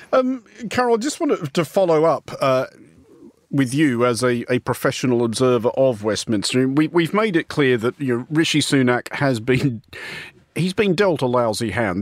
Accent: Australia; this Australian

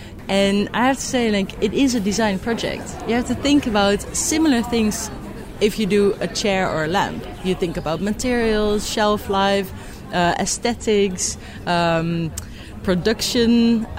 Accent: Netherlands; I'm from the Netherlands.

